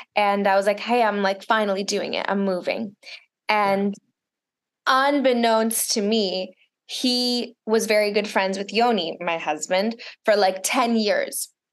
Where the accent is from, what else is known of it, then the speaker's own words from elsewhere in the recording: Miami, Florida, United States; first language Russian; English is a second language; moved away; also born or lived in Chicago / Israel / Los Angeles; Spanish because I grew up in Miami